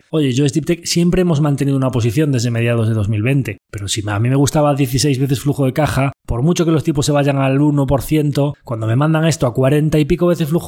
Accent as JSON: {"language": "Spanish", "region": "Galicia", "country": "Spain", "said": "Una buena idea, como buen gallego, pues depende."}